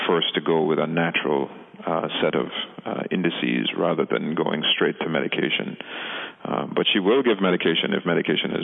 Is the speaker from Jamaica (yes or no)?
yes; Jamaica; moved away; We're originally from the Caribbean, from Jamaica